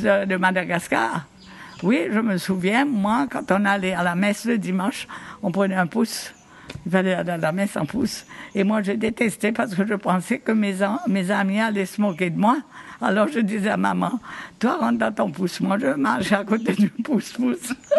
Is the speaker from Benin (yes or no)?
no; Victoria, Seychelles; je me souviens quand j'étais petite, on habitait à Victoria